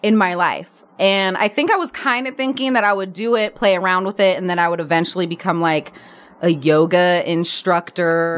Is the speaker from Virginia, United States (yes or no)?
no; Berkeley, California, United States; moved away as an adult; also born or lived in Oakland; now in Los Angeles, United States; I grew up in Berkeley